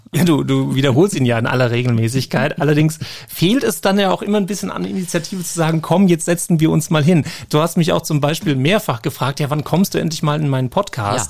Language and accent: German; Germany; als Deutscher